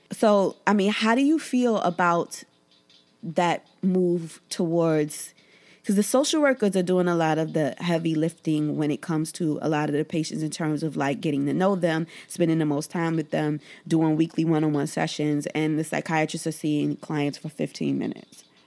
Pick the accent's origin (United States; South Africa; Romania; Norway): United States; New York City, New York; I grew up in Bed-Stuy in the 80s and 90s.